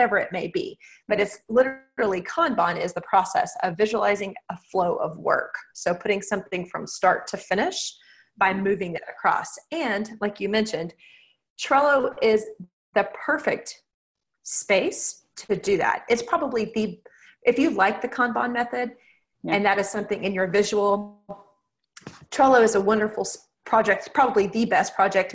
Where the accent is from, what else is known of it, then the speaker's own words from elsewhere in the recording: Texas, United States; I am from Texas